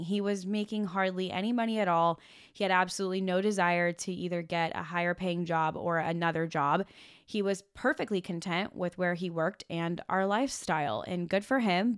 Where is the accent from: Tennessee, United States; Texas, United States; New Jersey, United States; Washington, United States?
Washington, United States; moved away as an adult; also born or lived in Los Angeles; now in Oregon, United States; I was living in my hometown in Washington State